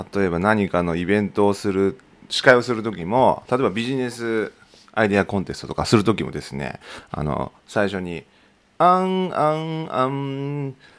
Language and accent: Japanese; Tokachi, Hokkaido, Japan; 地元の十勝